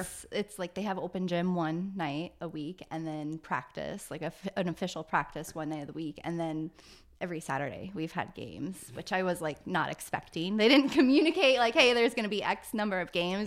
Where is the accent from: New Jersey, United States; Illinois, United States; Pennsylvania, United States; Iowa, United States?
Iowa, United States; Lutz; born and raised in Lutz, Iowa, so about twenty minutes south of here